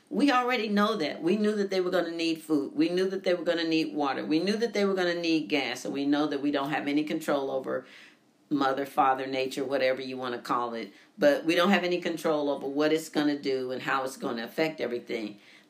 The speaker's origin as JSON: {"language": "English", "town": "St. Louis", "region": "Missouri", "country": "United States", "tie": "born or raised there", "said": "I'm from St. Louis"}